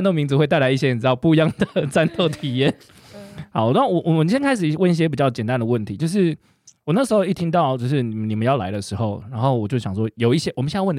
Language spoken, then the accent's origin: Chinese; Taiwan; 他比我们台湾人很多台湾人的那种用语都用的更好。